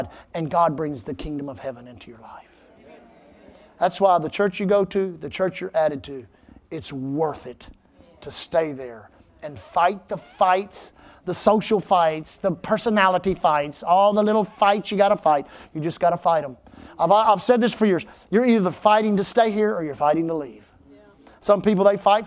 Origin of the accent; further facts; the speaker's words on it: Texas, United States; We always say Texas. We never say America